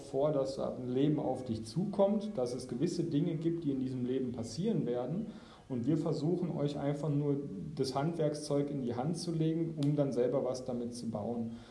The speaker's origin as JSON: {"language": "German", "region": "Baden-Württemberg", "country": "Germany", "said": "bei uns in Baden-Württemberg ist häufig auch sehr, sehr, sehr viel Schule, dass man gar keine Zeit hat zu reflektieren."}